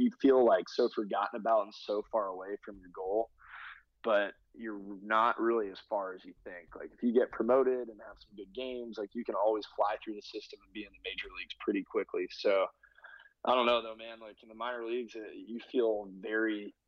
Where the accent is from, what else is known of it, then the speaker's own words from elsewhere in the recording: The Woodlands, Texas, United States; also born or lived in Toronto; I bought a condo back where I grew up in the Woodlands, Texas